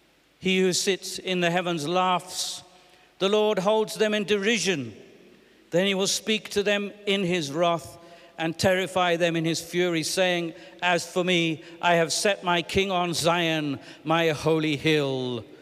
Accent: England, United Kingdom; I'm British and English, but I'm also Ugandan and I'm South African and I have American friends and all kinds of things, so I pick up all sorts.

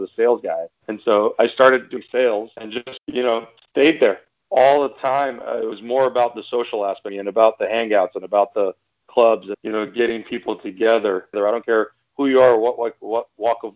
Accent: Iran; now in United States; I'm originally from Iran

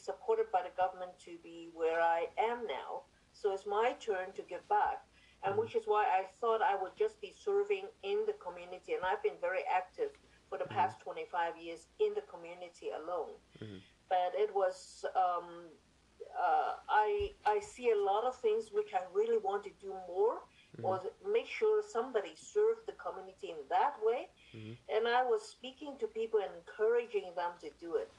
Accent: Hong Kong; moved away as an adult; also born or lived in Ontario, Canada; now in Richmond Hill, Canada; I came from Hong Kong 40 years ago. I came with my husband and my two-year-old

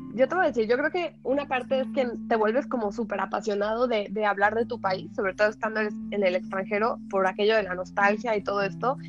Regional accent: Mexico; moved away as an adult; de México

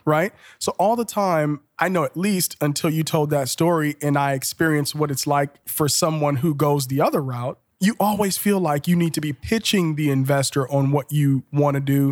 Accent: Liberia; now in Columbus, United States; I'm originally from Liberia, West

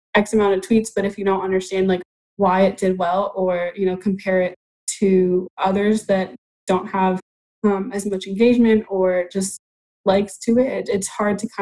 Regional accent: Texas, United States; I'm from Texas, so we were a Cowboys fan through and through

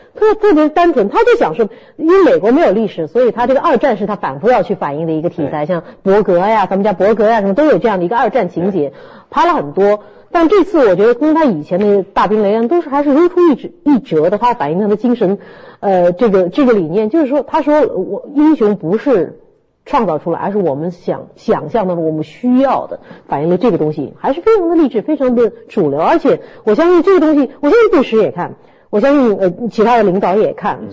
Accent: Shanghai, China; 我们上海人民

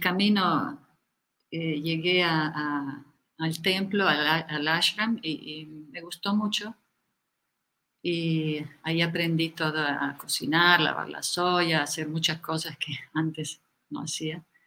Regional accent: Italy; moved away as an adult; also born or lived in India / Ecuador / Bolivia; yo nací en Italia y estudié arte

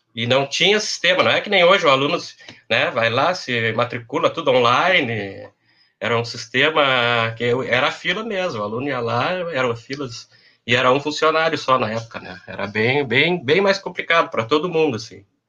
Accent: Pelotas, Rio Grande do Sul, Brazil; also born or lived in Porto Alegre; eu sou de Pelotas, né? Sou da década de, de 80. Uh, é, fiz meu primeiro grau no, no Gonzaga

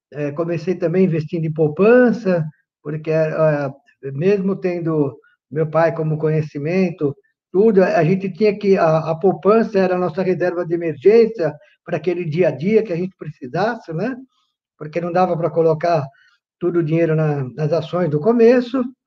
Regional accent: São Paulo, Brazil; Sou nascido aqui em São Paulo, entendeu? Sou paulistano, entendeu? Morador da, na Zona Leste de São Paulo, nascido e criado na Zona Leste

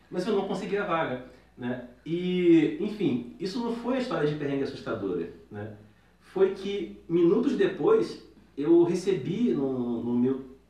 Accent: Rio de Janeiro, Brazil; now in São Paulo, Brazil; eu sou do Rio de Janeiro

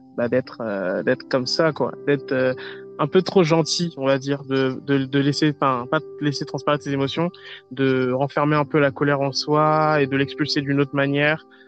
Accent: France; je suis originaire de Côte d'Ivoire, mais je suis né en France

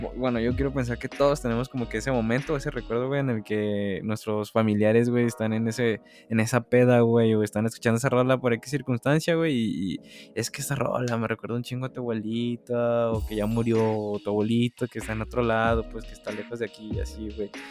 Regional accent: Mexico

